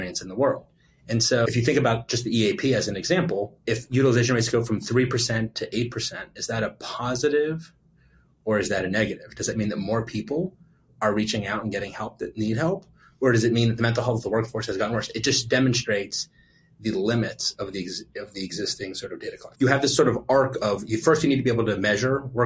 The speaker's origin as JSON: {"language": "English", "town": "Pittsburgh", "region": "Pennsylvania", "country": "United States", "tie": "born or raised there", "said": "I was born and raised in Pittsburgh. So I'm going to go back to my Pittsburgh roots"}